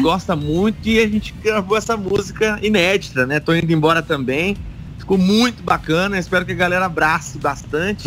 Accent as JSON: {"language": "Portuguese", "town": "Ponta Porã", "region": "Mato Grosso do Sul", "country": "Brazil", "tie": "born or raised there", "also_born_or_lived": "Presidente Prudente, São Paulo", "moved": "yes", "said": "eu nasci aí do ladinho"}